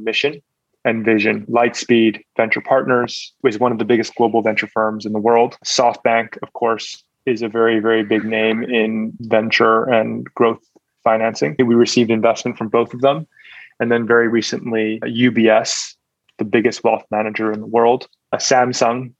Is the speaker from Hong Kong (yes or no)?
yes; Hong Kong; now in Singapore; Growing up in Hong Kong, we were exposed to a lot of entrepreneurs